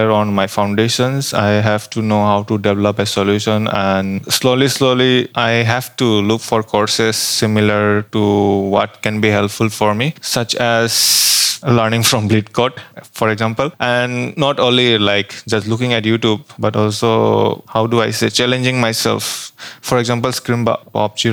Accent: Assam, India; moved away as an adult; now in Bangalore, India; I'm from India

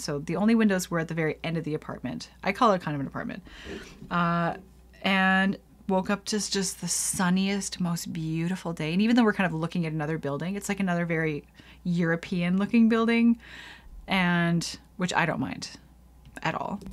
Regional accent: Canada; I'm going into Quebec as a Canadian

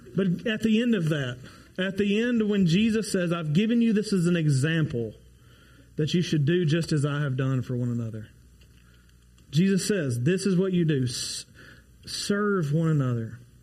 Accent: Ardmore, Oklahoma, United States; go back to my hometown of Ardmore

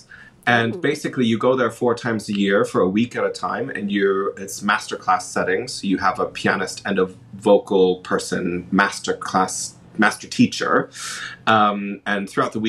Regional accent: Michigan, United States; moved away as an adult; now in London, United Kingdom; I was born in Michigan, and I studied there and went to University of Michigan

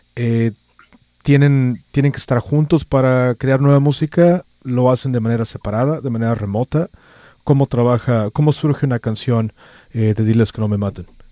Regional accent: Mexico; now in San Francisco, United States; soy el único mexicano país en esta estación

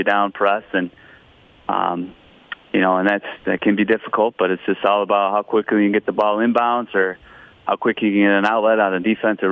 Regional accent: Michigan, United States; now in Owatonna, United States; I grew up in Michigan

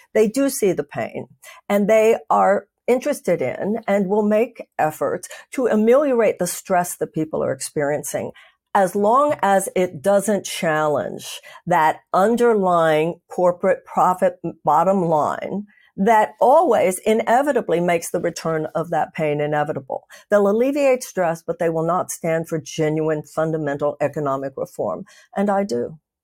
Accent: United States; I'm an American

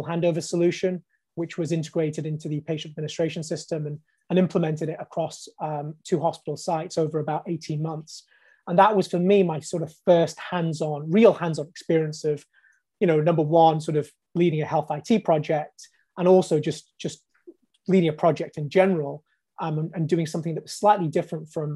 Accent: Bolton, North West England, United Kingdom; moved away as an adult; also born or lived in London; I came down from Bolton, actually, studied medicine in Imperial College

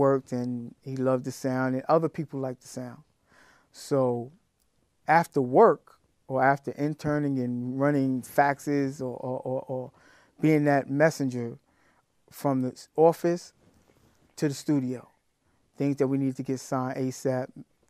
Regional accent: Brooklyn, New York, United States; I'm from Brooklyn.

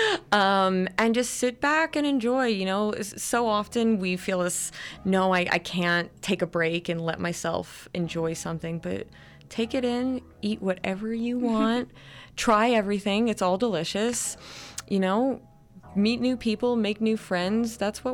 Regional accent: New Jersey, United States; moved away as an adult; now in Colorado, United States; I'm from New Jersey.

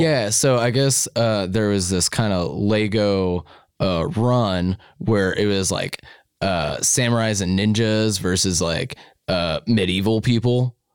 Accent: Lewistown, Montana, United States; now in Missoula, United States; when I was growing up in Lewistown

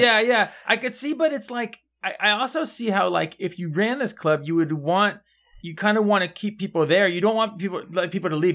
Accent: Mendocino County, California, United States; I'm from Mendocino County

